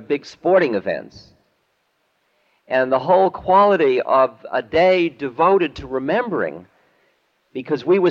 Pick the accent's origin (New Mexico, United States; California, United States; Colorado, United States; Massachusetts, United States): Massachusetts, United States; Boston; also born or lived in New Hampshire; When I was growing up in Boston